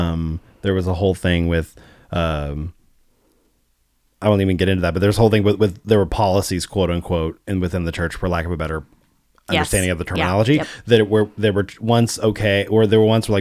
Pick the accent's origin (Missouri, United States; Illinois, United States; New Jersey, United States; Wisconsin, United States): Missouri, United States; St. Louis; born there; My parents were Southern Baptists when I was born. Mm-hmm. That was the church that they went to. And I was born in St. Louis, outside St. Louis, Missouri.